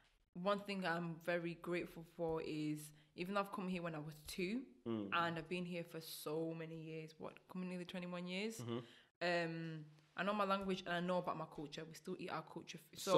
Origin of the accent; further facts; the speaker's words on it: United Kingdom; also born or lived in Burundi / Rwanda; I've been here since I was 2, so a massive part of me is still the UK.